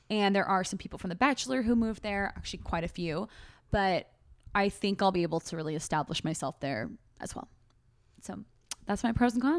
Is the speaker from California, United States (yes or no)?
yes; California, United States; now in Austin, United States; like I feel like people can tell I'm from California when when we talk